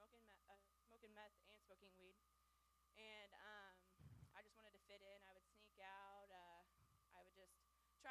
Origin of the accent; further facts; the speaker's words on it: Springfield, Missouri, United States; also born or lived in Plainview, Texas / Washington; My mom then wanted to move to Springfield, Missouri